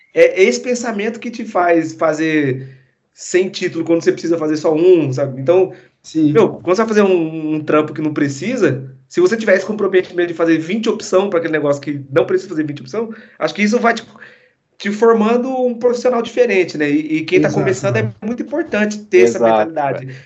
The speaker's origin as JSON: {"language": "Portuguese", "town": "Maringá", "region": "Paraná", "country": "Brazil", "tie": "born or raised there", "also_born_or_lived": "Santos", "moved": "as an adult", "said": "Eu nasci em Santos, aí fui para Maringá em 2000, e aí fiquei, tipo, 21 anos em, em Maringá, né? É, eu, eu fui com oito anos pra"}